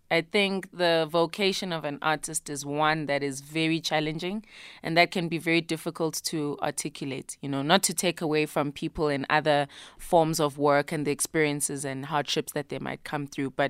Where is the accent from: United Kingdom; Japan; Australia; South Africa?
South Africa; first language isiZulu; English is a second language; I wrote in my mother tongue, isiZulu, as a way of wanting to just access um, a bit more than what I felt I was able to before